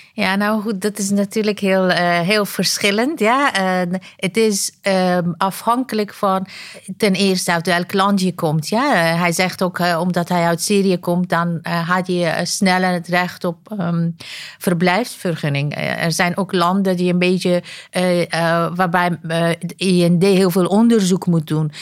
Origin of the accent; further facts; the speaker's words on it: Afghanistan; now in Netherlands; Ik kom oorspronkelijk uit Afghanistan